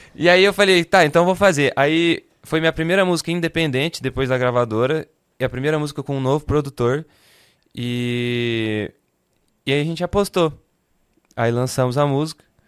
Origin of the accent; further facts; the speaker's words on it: Votuporanga, São Paulo, Brazil; moved away as an adult; Eu sou nascido e crescido em Votuporanga, interior de São Paulo